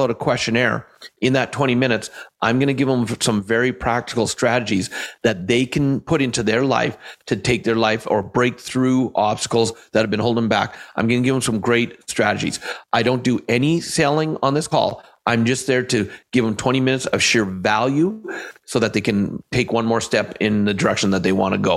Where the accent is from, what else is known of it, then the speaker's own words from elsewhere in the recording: Canada; I am Canadian